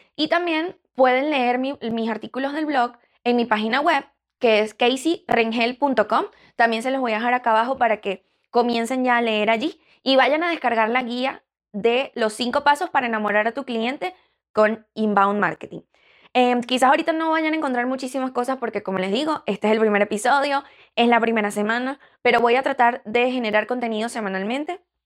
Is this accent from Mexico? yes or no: no; Venezuela; now in Chicago, United States; en Venezuela, eh, que es de donde yo soy